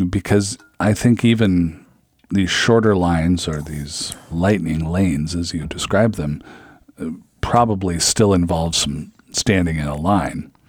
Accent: Seattle, Washington, United States; now in Minnesota, United States; I'm from the Seattle area

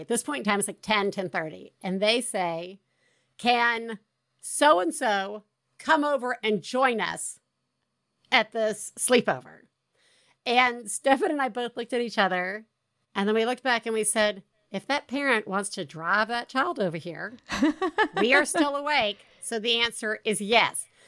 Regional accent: the South, United States; accent: Southern; the more my Southern accent comes out

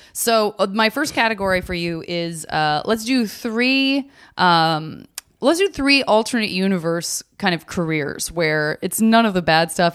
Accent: Chicago, Illinois, United States; born and raised in Chicago, went to an arts elementary school

